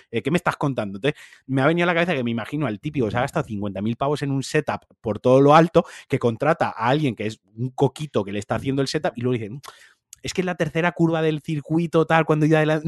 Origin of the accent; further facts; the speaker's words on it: Valencia, Valencian Community, Spain; soy un valenciano muy turras con Valencia